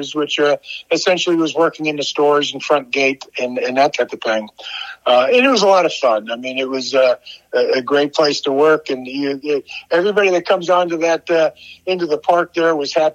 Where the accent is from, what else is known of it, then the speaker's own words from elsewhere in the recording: Ohio, United States; moved away as an adult; also born or lived in Pittsburgh, Pennsylvania / Tempe, Arizona; now in Arizona, United States; I grew up in Ohio